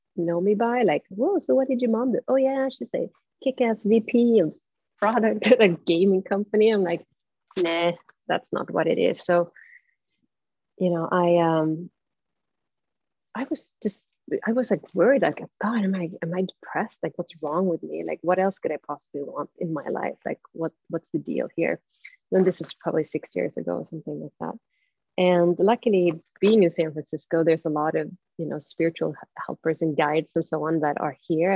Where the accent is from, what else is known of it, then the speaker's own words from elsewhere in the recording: Stockholm, Stockholm County, Sweden; English is a second language; moved away as an adult; I'm from Stockholm